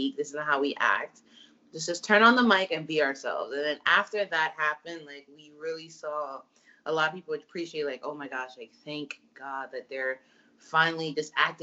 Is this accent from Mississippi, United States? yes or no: no; New York, United States; our New York roots